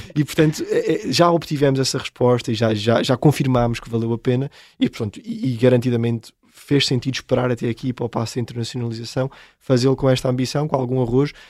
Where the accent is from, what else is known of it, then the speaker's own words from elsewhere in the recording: Seia, Centro, Portugal; Nós por acaso até somos oriundos da Serra da Estrela, de Ceia, foi que começou a nossa história económica com o Museu do Pão, porque somos de lá